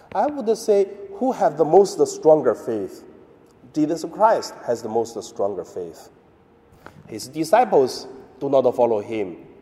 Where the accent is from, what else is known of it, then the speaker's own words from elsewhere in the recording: China; moved away; my hometown in mainland China